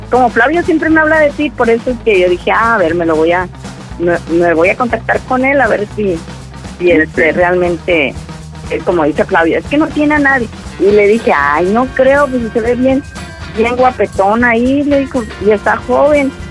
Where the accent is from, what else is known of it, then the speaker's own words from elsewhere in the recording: Tepatitlán, Jalisco, Mexico; yo soy de Jalisco, de Tepatilán, Jalisco.